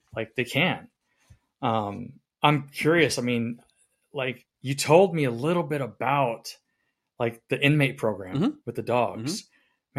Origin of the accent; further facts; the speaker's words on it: the South, United States; I'm from the South